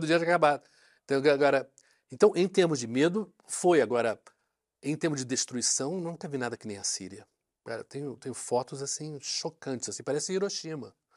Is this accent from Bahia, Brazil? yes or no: no; Rio de Janeiro, Brazil; also born or lived in London; como eu sou carioca